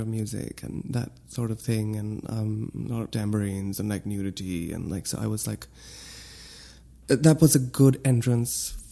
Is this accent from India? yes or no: no; Lahore, Punjab, Pakistan; moved away as an adult; also born or lived in Ohio, United States; now in New York City, United States; when I moved to the States, I... went straight to Ohio from Lahore.